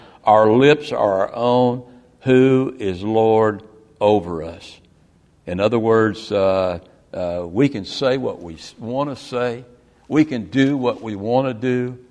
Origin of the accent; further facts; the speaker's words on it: the South, United States; I grew up in the South in the 50s and 60s